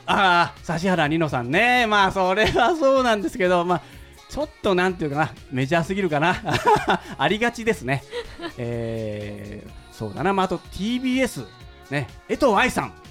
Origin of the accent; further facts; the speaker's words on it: Shimonoseki, Yamaguchi, Japan; 下関市というところの生まれて育ったんですけど